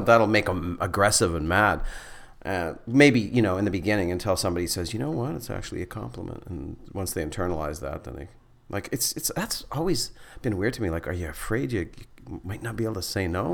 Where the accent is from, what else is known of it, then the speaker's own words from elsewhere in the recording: Flin Flon, Manitoba, Canada; moved away; also born or lived in Winnipeg; I'm from Flin Flon